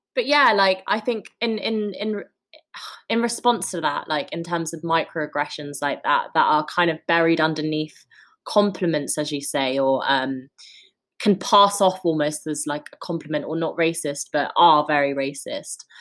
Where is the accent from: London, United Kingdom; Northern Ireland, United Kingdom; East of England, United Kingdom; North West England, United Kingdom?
London, United Kingdom; I kind of moved here when I was four years old